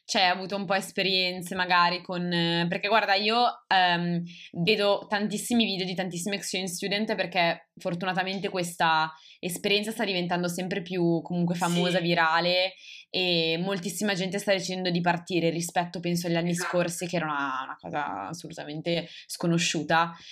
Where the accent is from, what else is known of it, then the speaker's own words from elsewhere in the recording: Molise, Italy; Ah no, io sono del Molise in realtà.